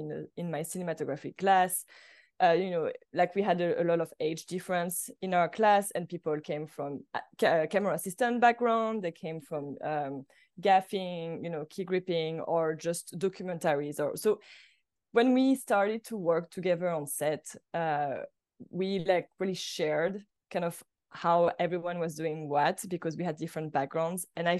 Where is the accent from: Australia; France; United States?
France; English is a second language; moved away as an adult; I moved directly from France to go to AFI. So for me, it was like kind of a culture shock too at the same time. You know, I was not very fluent in English yet.